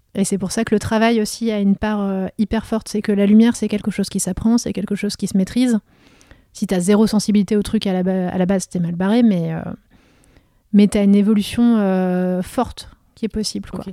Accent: Vosges, Grand Est, France; moved away; also born or lived in Meurthe-et-Moselle; je suis fille de médecin, de médecin de, de toute petite ville des Vosges mais j'ai quand même ce contexte-là où j'ai grandi

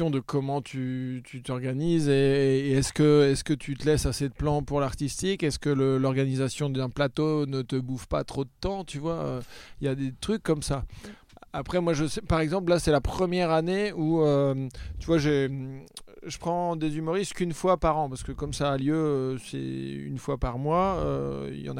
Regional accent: Le Mans, Pays de la Loire, France; Moi, je suis du Mans. Du Mans

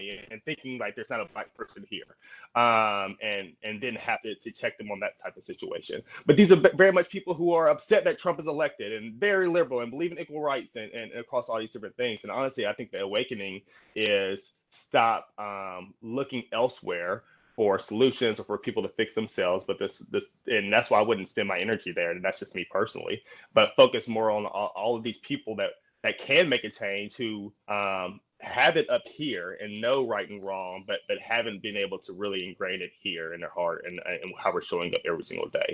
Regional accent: Jackson, Mississippi, United States; I grew up in Jackson, Mississippi, which is where I am right now.

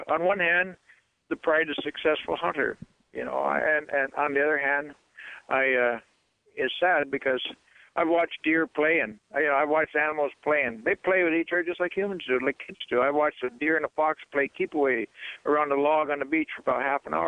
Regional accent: Aleutian Islands, Alaska, United States; I grew up in the Aleutians where we hunted to live.

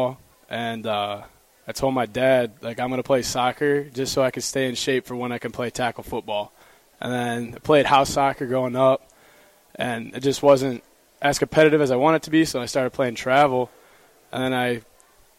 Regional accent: Perrysburg, Ohio, United States; also born or lived in Toledo, Ohio; I grew up in Perrysburg, born in Toledo, but I grew up in Perrysburg

